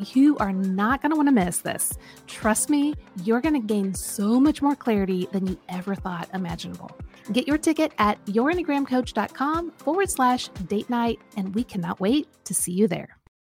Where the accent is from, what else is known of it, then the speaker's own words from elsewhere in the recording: Kansas, United States; my home state of Kansas